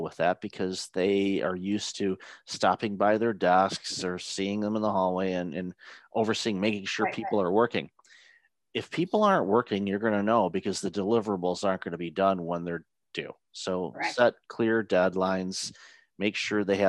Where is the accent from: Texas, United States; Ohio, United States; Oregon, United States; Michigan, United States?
Michigan, United States; Detroit; I grew up in Detroit